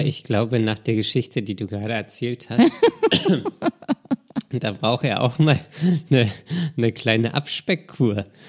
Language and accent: German; Berlin, Germany; ich komme ja aus Berlin. Ich bin ja quasi mit wenigen Ausnahmen mein ganzes Leben im Berliner Straßenverkehr ähm, gefahren